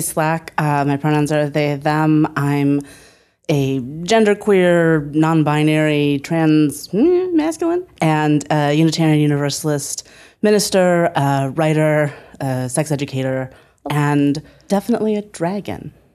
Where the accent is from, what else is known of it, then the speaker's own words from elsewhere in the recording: Northeast Ohio, United States; moved away as an adult; also born or lived in Berkeley; I moved from Northeast Ohio, where I had lived my whole life, to Berkeley